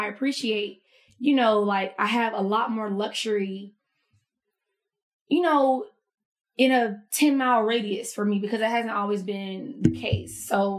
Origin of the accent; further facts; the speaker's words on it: United States; Ooh, again, I'm from the country. So I've never lived in a city. I've never, like, the closest city to my hometown is Albany.